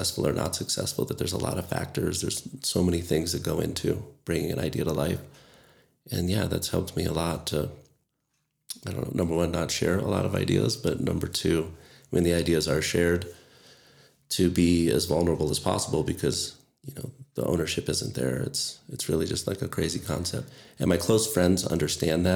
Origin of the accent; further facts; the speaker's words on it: Orlando, Florida, United States; moved away as an adult; also born or lived in Grand Canyon / Eugene, Oregon / Hawaii; now in Flagstaff, United States; I grew up in Orlando or outside of Orlando